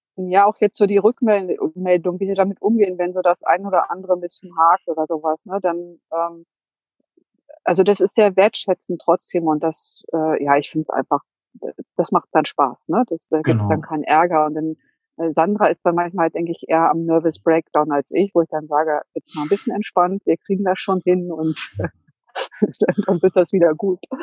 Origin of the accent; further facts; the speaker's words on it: Hanover, Lower Saxony, Germany; Ich komme aus Hannover